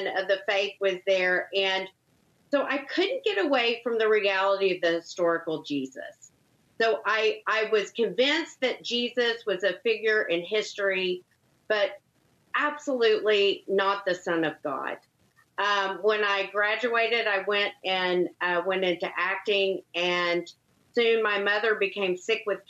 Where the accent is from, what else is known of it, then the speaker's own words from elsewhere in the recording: Longview, Texas, United States; moved away as an adult; I grew up in a small town called Longview, Texas. So an East Texas town.